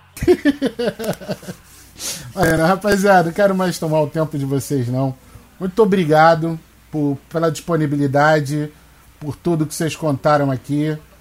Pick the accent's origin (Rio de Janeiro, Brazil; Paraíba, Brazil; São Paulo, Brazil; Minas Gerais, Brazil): Rio de Janeiro, Brazil; Baixada Fluminense; moved away; eu venho da Baixada Fluminense, não moro mais lá hoje